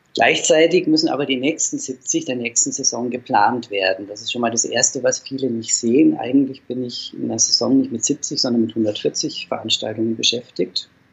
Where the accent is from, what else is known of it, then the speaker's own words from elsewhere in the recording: Dinkelsbühl, Bavaria, Germany; now in Fulda, Germany; ich stamme aus Dinkelsbühl, das ist ein kleines Städtchen in Mittelfranken